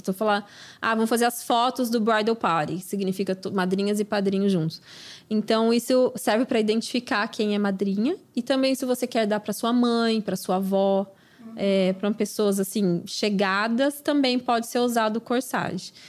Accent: Brazil; moved away; aquela coisa que a gente faz, né, como brasileira

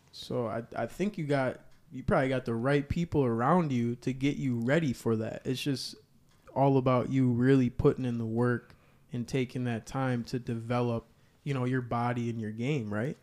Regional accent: Kenosha, Wisconsin, United States; I'm from Kenosha

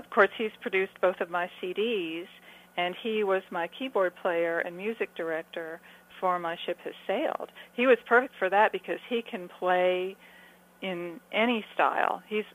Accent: Texas, United States; also born or lived in Los Angeles; But I got to Texas as fast as I could. I was 4 years old, so I consider myself to be a native Texan.

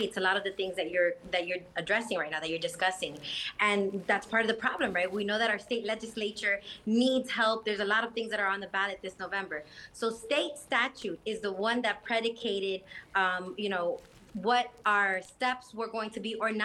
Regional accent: Hialeah, Florida, United States; I grew up in Hialeah, and so my neighbors and a lot of my colleagues and friends are Cuban or of Cuban descent.

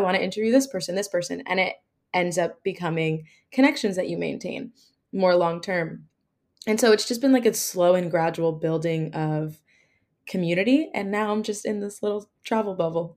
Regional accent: New Jersey, United States; I'm originally from New Jersey

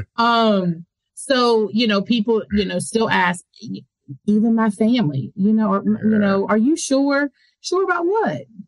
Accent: United States; I am American

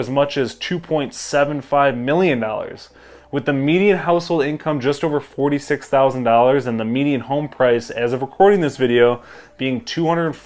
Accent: Brighton, Michigan, United States; I grew up in Brighton, which is just a few short miles down the road

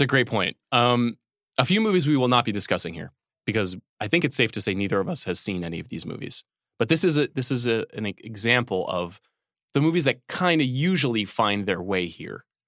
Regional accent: New York, United States; moved away; that's the New York in me coming down

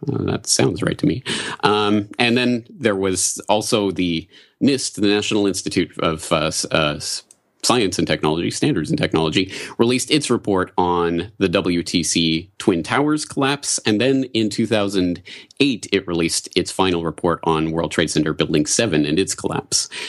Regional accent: Canada; moved away as an adult; also born or lived in Ireland; now in Japan; I'm a Canadian

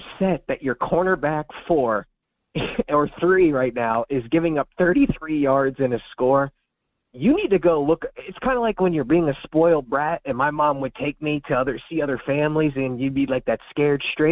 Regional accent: Pennsylvania, United States; when I was a kid, I grew up in Pennsylvania

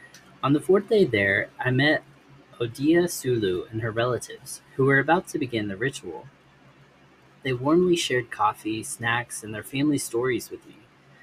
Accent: Indonesia; I was born and raised in Indonesia, and have worked for nearly a decade here as a documentary and travel photographer.

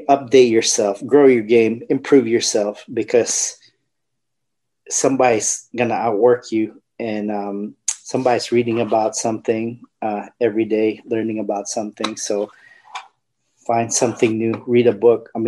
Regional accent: Philippines; I'll relate it to the Filipino dish because uh, we're Filipino

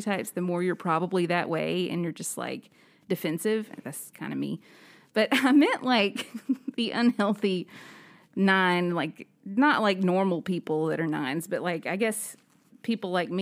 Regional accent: Birmingham, Alabama, United States; I'm from Birmingham

